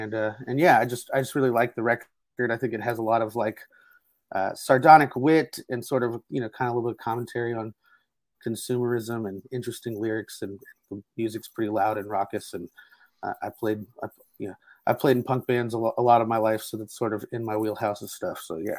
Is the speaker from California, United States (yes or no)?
no; Houston, Texas, United States; I'm from Houston. So it's, you know, just a couple hours north of us